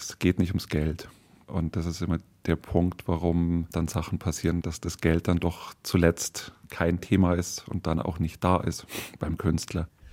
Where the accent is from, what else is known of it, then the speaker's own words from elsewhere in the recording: Munich, Bavaria, Germany; als Münchner